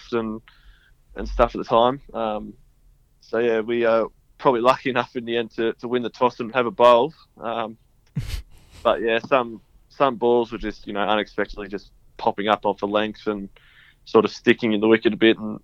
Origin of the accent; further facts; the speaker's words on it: Ballarat, Victoria, Australia; now in Melbourne, Australia; growing up in Ballarat, I had an older brother and a younger brother.